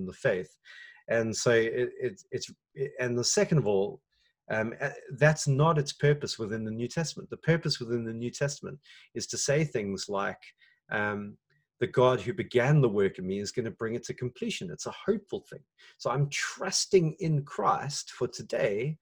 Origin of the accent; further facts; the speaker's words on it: South Africa; as a South African